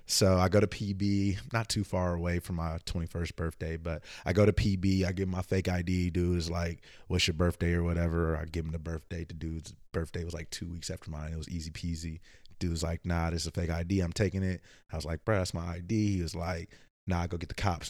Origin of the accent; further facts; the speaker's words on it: Oakland, California, United States; moved away as an adult; also born or lived in Vallejo / Antioch / Richmond / Emeryville; I am from the Bay Area, Oakland in the house